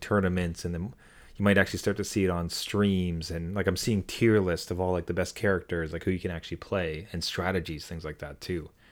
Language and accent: English; Ottawa, Ontario, Canada; moved away; my hometown of Ottawa